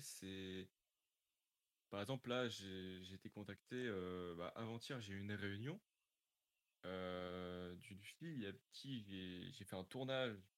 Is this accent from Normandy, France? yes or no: yes; Normandy, France; j'avais été à France 3 à Dieppe, parce que je suis de Normandie